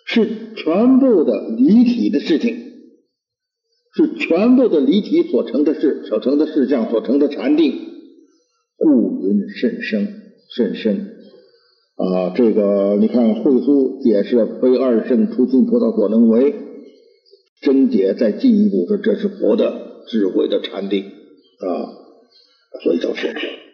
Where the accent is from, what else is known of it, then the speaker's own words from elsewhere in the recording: China; 我们中国人